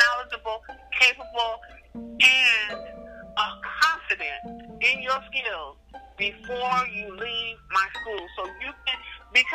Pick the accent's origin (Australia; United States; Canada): United States; Sacramento Valley, California; I live in the Sacramento Valley. I was born and raised in the Sacramento Valley